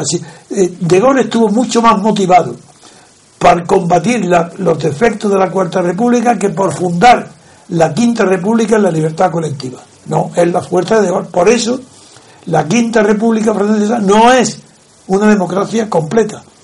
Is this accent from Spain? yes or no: yes; Spain